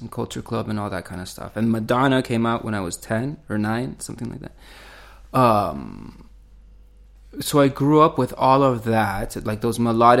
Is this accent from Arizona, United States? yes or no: yes; Tucson, Arizona, United States; moved away as an adult; also born or lived in Chile; now in Berlin, Germany; I grew up in Tucson and went to the university there